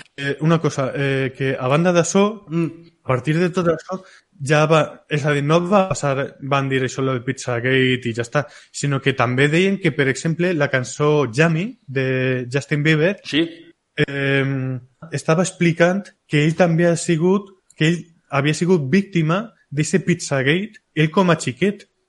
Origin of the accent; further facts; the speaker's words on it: a village next to Polop, Valencian Community, Spain; al costado del meu poble, en Polop